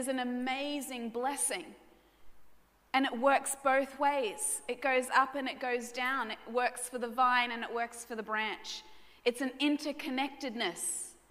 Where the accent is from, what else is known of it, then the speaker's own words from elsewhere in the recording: Brisbane, Queensland, Australia; Now, I was raised in Brisbane suburbs.